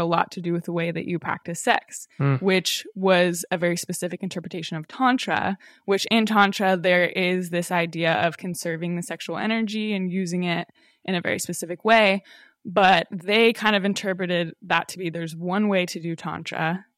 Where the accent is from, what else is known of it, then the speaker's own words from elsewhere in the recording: Colorado, United States; now in Los Angeles, United States; Yeah, like I grew up in Colorado, so it was like, tried to be somewhat natural